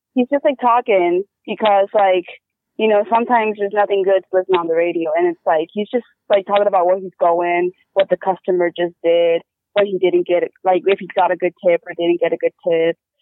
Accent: Wyoming, United States; moved away; I was growing up in Wyoming.

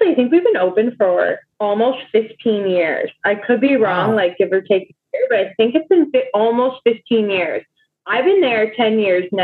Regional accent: Toronto, Ontario, Canada; like, because I'm from Toronto.

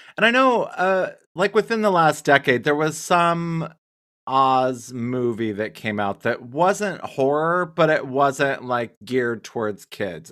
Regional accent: Wyoming, United States; I'm from Wyoming

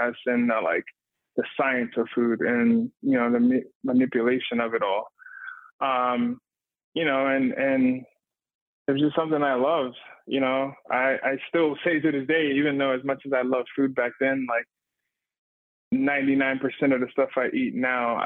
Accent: Miami, Florida, United States; also born or lived in Atlanta, Georgia; now in Asheville, United States; growing up in Miami

